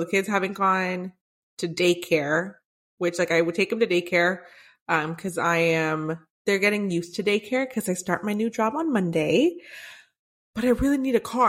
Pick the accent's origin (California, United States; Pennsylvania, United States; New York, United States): California, United States; Santa Ana; we grew up in Santa Ana